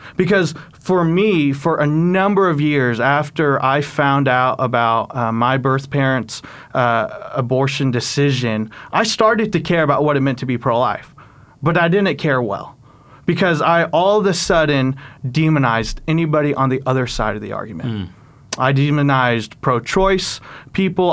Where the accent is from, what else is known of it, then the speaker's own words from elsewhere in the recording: Oklahoma, United States; also born or lived in South Korea / Texas; I grew up in Oklahoma, and so was able to make the migration back home.